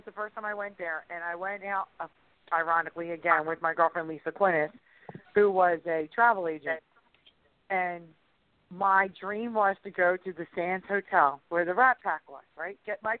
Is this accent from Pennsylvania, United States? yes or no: yes; Upper Darby, Pennsylvania, United States; also born or lived in Springfield, Delaware County, Pennsylvania; I hail from the suburbs of Philadelphia. I grew up in Upper Darby, and I live in Springfield, Delaware County now.